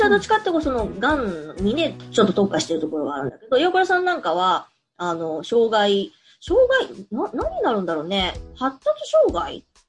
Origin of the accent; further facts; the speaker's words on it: Osaka, Japan